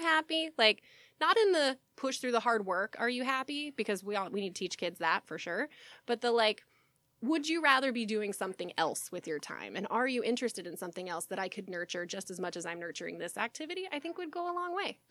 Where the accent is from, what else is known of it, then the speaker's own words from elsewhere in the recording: Texas, United States; growing up in Texas